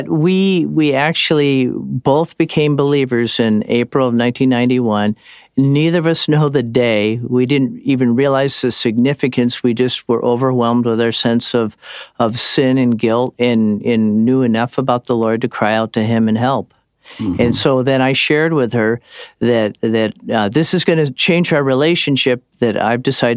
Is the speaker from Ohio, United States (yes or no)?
yes; Cleveland, Ohio, United States; moved away as an adult; also born or lived in California; church growing up in Cleveland